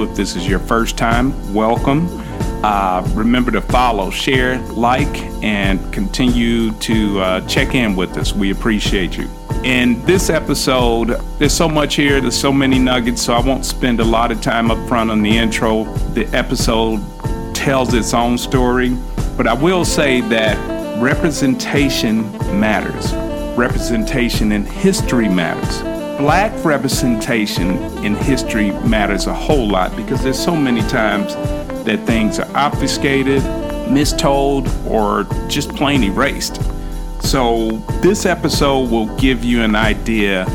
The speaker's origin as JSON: {"language": "English", "town": "Chicago", "region": "Illinois", "country": "United States", "said": "I'm a Chicagoan as well"}